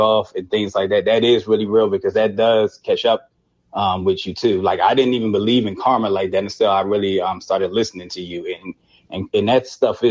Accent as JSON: {"language": "English", "town": "Philadelphia", "region": "Pennsylvania", "country": "United States", "said": "I'm from Philadelphia, and I know just being from there"}